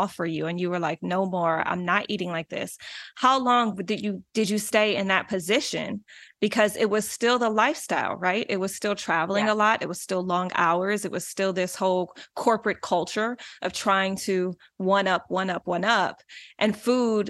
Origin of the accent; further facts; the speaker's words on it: Detroit, Michigan, United States; now in California, United States; I'm originally from Detroit